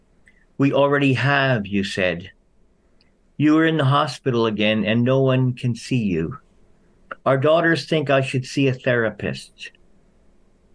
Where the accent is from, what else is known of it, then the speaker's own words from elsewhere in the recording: Philadelphia, Pennsylvania, United States; I was raised out just in Philadelphia.